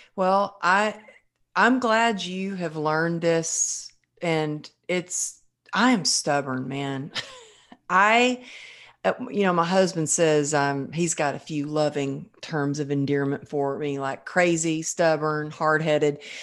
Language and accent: English; Texas, United States; growing up in Texas